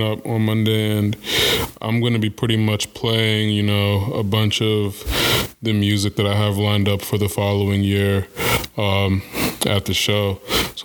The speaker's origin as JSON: {"language": "English", "country": "Kenya", "moved": "yes", "said": "I am Kenyan"}